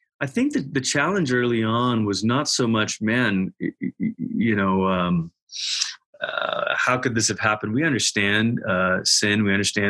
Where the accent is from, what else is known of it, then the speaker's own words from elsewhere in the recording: Malaysia; moved away as an adult; also born or lived in Portland, Oregon, United States / Tulsa, Oklahoma, United States; now in Colorado Springs, United States; I'm originally from Malaysia. When I was 10 years old, my family moved from Malaysia to Portland, Oregon.